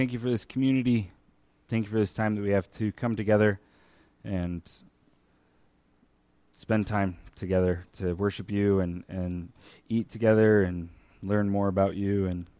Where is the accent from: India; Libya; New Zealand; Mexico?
Mexico; northern Mexico; also born or lived in Michigan, United States; So I was born in Michigan. I said for a long time that I was from Michigan. And when I was five, my parents, who always wanted to be missionaries, had an opportunity to be missionaries in Mexico.